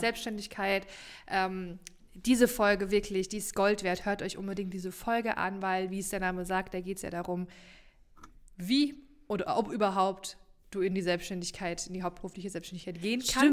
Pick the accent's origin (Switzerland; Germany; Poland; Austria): Germany; Rhine-Main area; hier bei uns im Rhein-Main-Gebiet